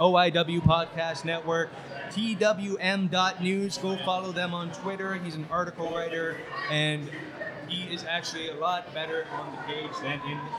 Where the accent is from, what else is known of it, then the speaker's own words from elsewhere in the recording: London, Ontario, Canada; London Comic Con, guys. I am so happy to be here. It's my hometown con.